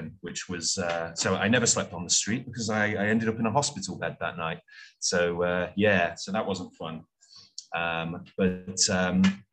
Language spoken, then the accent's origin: English; Stockport, North West England, United Kingdom; moved away; also born or lived in Hanoi / Saigon / Prague / Adelaide; I originally hailed from South Manchester, Stockport